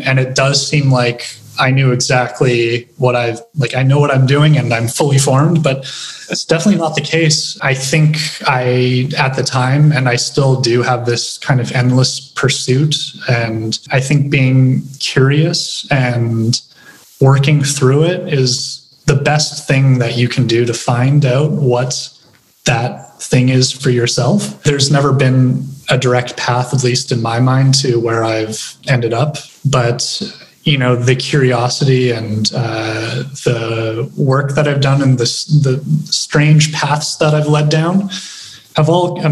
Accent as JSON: {"language": "English", "town": "Regina", "region": "Saskatchewan", "country": "Canada", "tie": "born or raised there", "also_born_or_lived": "Winnipeg", "said": "I'm from Regina. I grew up in Regina. I was born in Winnipeg"}